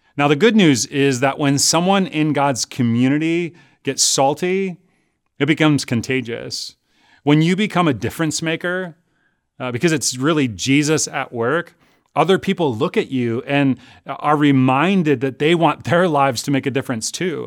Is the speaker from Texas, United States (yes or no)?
no; Chicago, Illinois, United States; now in California, United States; Growing up in Chicago